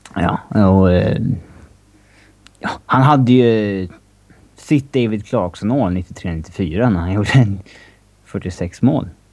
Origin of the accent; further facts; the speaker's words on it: Upplands Väsby, Stockholm County, Sweden; Väsbykille, tror jag. Om jag är- ja, där jag kommer ifrån i Stockholm